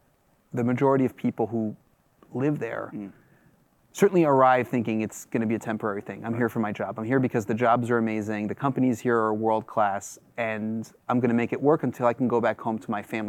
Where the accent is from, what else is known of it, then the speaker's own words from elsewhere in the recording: Washington, District of Columbia, United States; My family is French. {S1} Right. {S0} I grew up among expats in Washington, D.C.